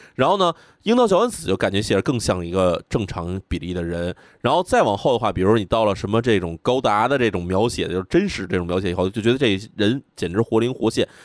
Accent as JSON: {"language": "Chinese", "country": "China", "said": "我们同样是来自一个亚洲国家，这个在东亚国家的中国人"}